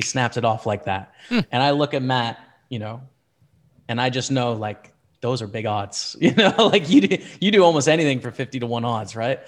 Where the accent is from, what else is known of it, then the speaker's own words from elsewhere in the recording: Canada; as a Canadian